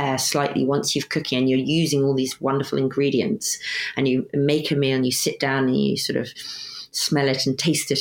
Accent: Sussex, South East England, United Kingdom; I grew up in Sussex, just cook Sussex food.

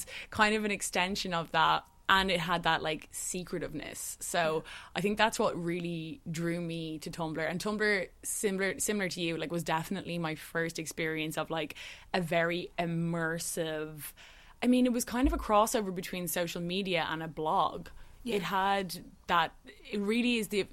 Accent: Dublin, Leinster, Ireland; I grew up in Dublin City, which is like a small city by cities

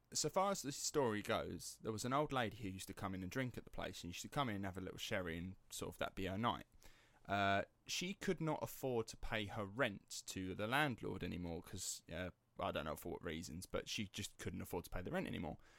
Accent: Basildon, East of England, United Kingdom; accent: estuary; my hometown, Basildon

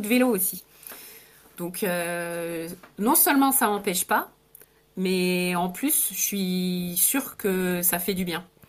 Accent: France; moved away as an adult; also born or lived in England / Italy; je suis née en France, j'ai passé pas mal de temps à l'étranger, en Angleterre, en Italie

